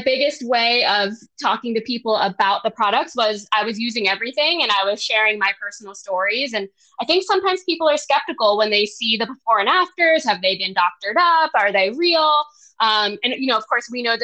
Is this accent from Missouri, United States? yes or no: no; Philadelphia, Pennsylvania, United States; now in Maryland, United States; I'm from Philadelphia, Pennsylvania